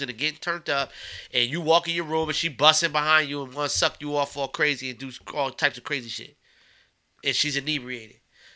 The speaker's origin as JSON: {"language": "English", "town": "Beacon", "region": "New York", "country": "United States", "also_born_or_lived": "Maryland / Washington, D.C. / Los Angeles, California", "moved": "yes", "said": "I'm from Beacon, New York"}